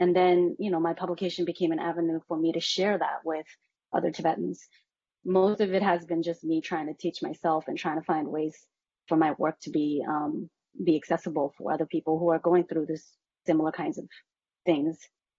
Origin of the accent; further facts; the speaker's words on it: Massachusetts, United States; And I think that's basically been my experience growing up in Massachusetts too.